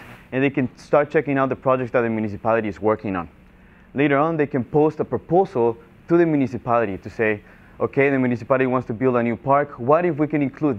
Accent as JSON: {"language": "English", "country": "Guatemala", "tie": "born or raised there", "also_born_or_lived": "Florida", "moved": "yes", "lives_now": "Miami, United States", "said": "I was born and raised in Guatemala"}